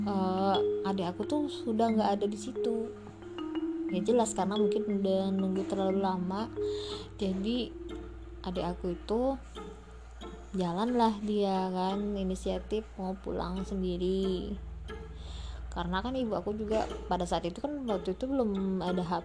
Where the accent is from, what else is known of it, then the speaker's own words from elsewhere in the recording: Palembang, South Sumatra, Indonesia; now in South Bangka, Indonesia; kita kan kecilnya di Palembang sampai sekarang di Palembang cuman uh, rumah orang tuh juga di pasti di Palembang cuman kita sekarang sudah merantau ya adik aku sendiri di Purwakarta aku di Bangka Selatan